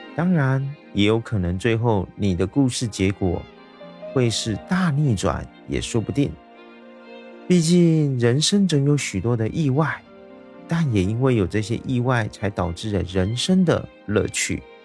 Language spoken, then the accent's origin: Chinese; Taiwan; 我是一位来自台湾的小哥哥